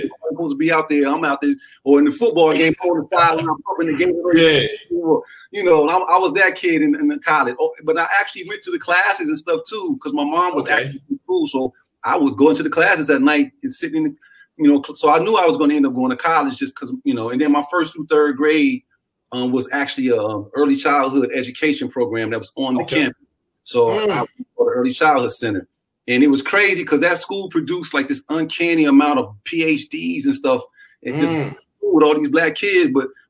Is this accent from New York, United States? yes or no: no; Knoxville, Tennessee, United States; also born or lived in Nashville; I was born in Nashville, Tennessee, in Meharry Hospital, Davidson County, for people who know that. But I didn't live there like long. As soon as I was born, my parents moved to Knoxville